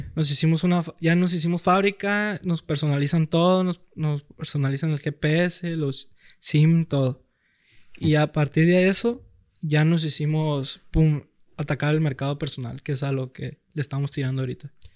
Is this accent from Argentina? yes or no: no; Culiacán, Sinaloa, Mexico; toda la vida aquí en Culiacán, soy de la Liga Culiacán Recursos